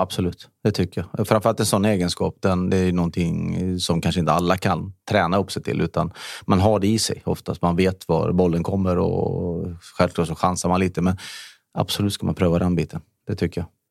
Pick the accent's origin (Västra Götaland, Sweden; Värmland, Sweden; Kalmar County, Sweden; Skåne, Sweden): Västra Götaland, Sweden; Borås; moved away as an adult; now in Täby, Sweden; jag var uppväxt i Norrby